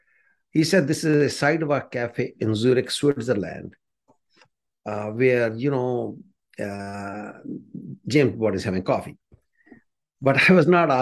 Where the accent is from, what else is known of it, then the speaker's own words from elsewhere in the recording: India; moved away as an adult; now in Canada; I grew up in the slums of India